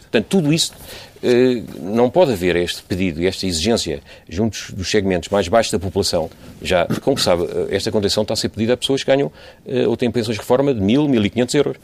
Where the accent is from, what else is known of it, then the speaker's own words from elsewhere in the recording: Portugal; enquanto portugueses